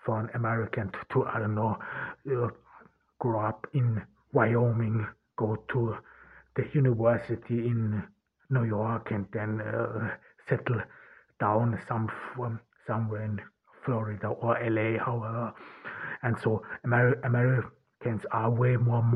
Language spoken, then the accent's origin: English; Ordu, Turkey; I'm here in Turkey, in Ordu, in my hometown.